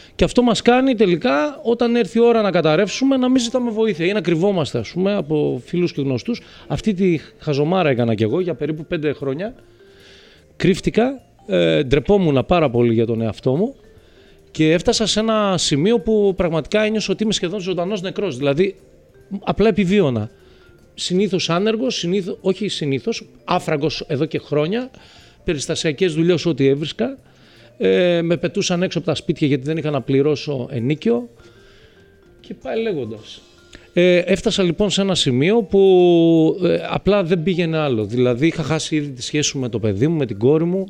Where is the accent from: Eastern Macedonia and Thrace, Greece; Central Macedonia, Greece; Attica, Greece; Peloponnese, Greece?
Central Macedonia, Greece; Thessaloniki; now in Athens, Greece; Πήγα Θεσσαλονίκη στην πατρίδα μου μετά από πάρα πολλά χρόνια, γιατί ζω εδώ από το 97.